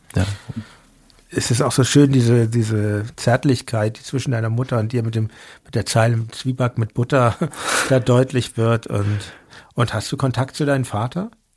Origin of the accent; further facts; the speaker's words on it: Hamburg, Germany; now in Berlin, Germany; ich bin in Hamburg aufgewachsen, meine Eltern sind Berliner